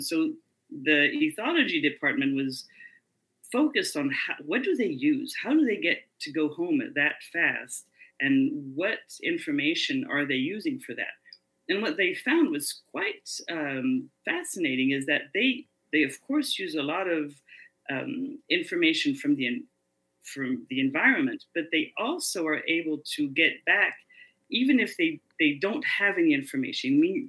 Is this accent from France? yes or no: yes; France; also born or lived in Indiana, United States / North Africa; Well, I was born in Indiana, so I'm technically a Hoosier, but I grew up abroad. So my parents went to North Africa and then France. So that's where I spend most of my life.